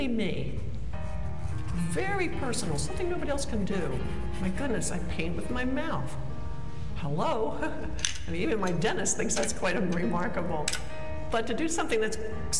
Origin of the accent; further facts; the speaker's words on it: Maryland, United States; moved away; I miss the East. I'm from Maryland, so I miss snow